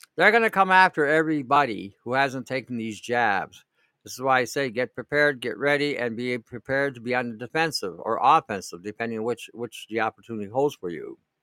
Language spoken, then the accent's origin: English; Detroit, Michigan, United States; now in New York, United States; where I grew up in Detroit